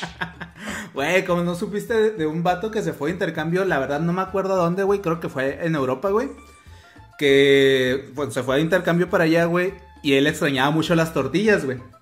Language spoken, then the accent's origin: Spanish; Mexico; nosotros como buenos mexicanos